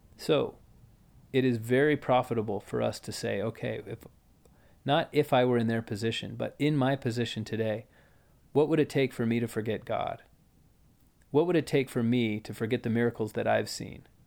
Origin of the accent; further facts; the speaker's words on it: United States; we grew up in America